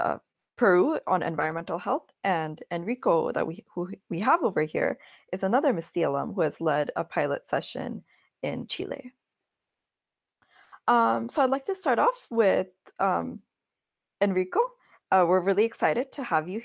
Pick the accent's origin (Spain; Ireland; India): India; moved away; I am originally from India